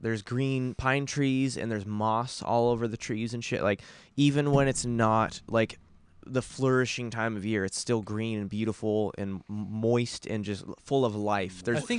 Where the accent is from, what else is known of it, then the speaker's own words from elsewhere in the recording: Woodland, Washington, United States; also born or lived in Mill Plain / Amboy; I grew up in fucking in Woodland.